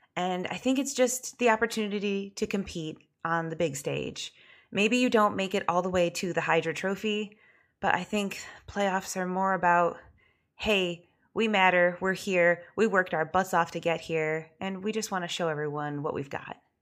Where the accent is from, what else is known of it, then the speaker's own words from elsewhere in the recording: Michigan, United States; we're both from Michigan